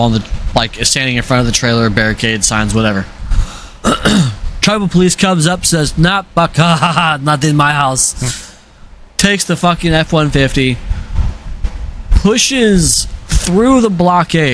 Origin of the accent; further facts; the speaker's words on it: Arizona, United States; I grew up in Arizona.